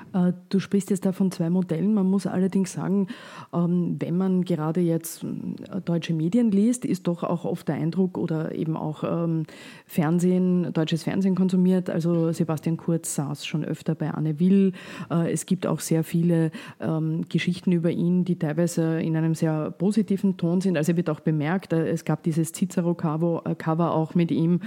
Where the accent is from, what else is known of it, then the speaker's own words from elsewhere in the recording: Austria; bei uns in Österreich